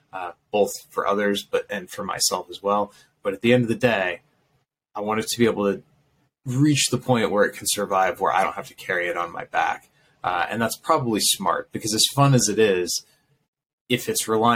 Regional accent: Iowa, United States; I'm from Iowa

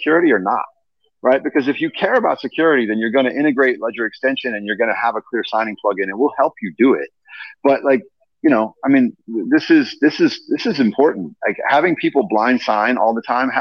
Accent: Indiana, United States; moved away; my home state of Indiana. Mm-hmm. I'm from Indiana.

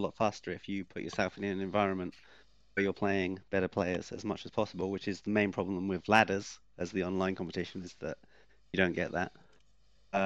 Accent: Welsh, Wales, United Kingdom; I am Welsh

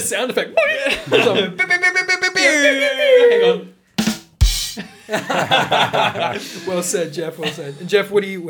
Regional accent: Australia

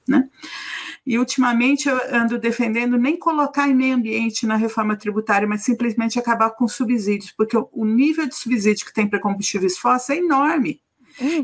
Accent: São Paulo, Brazil; Minha, minha família é de Manaus, sou nascida de São Paulo

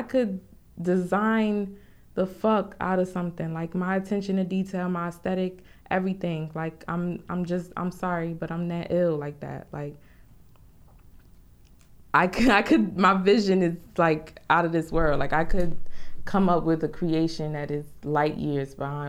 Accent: Newark, New Jersey, United States; I'm from Newark, particularly the South Ward in Newark.

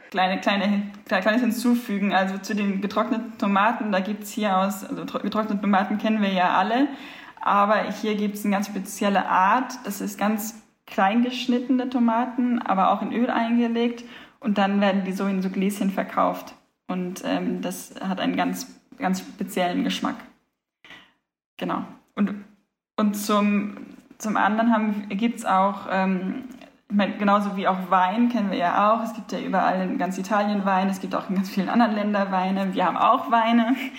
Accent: Germany; moved away as an adult; now in Sicily, Italy; wir als Deutsche

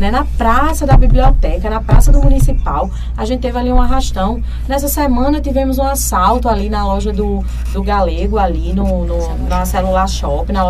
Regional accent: Brazil; Então é a hora que nós, enquanto brasileiros que somos e que apoiamos o presidente Lula, que a gente retribua também isso.

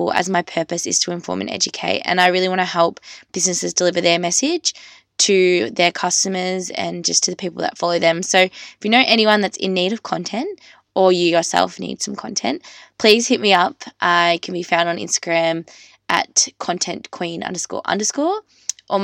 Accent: Australia; I'm just an Australian girl

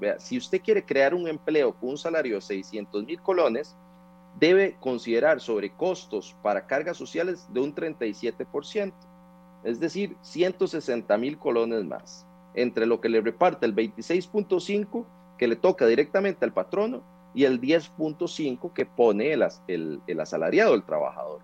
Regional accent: Turrialba, Cartago, Costa Rica; Yo soy de Turrialba

